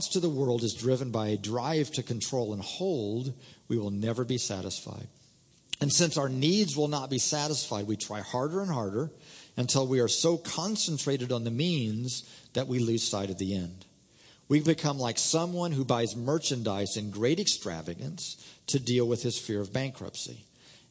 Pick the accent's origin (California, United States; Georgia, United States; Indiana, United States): Indiana, United States; moved away as an adult; also born or lived in Oklahoma; I was raised in Indiana, came to school out at ORU and lived in Oklahoma